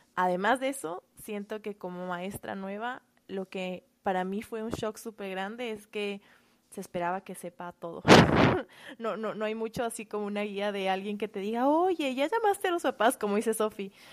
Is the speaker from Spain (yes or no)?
no; Quito, Pichincha, Ecuador; moved away as an adult; now in United States; soy de Quito, Ecuador